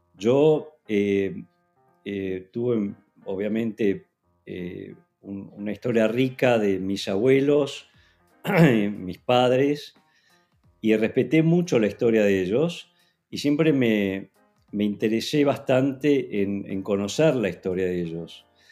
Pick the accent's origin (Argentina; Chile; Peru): Argentina; siendo argentino